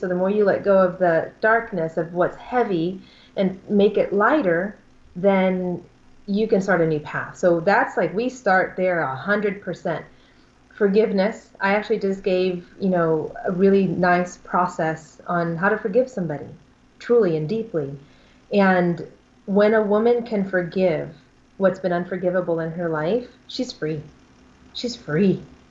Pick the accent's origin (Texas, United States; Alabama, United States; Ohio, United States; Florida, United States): Alabama, United States; In Alabama.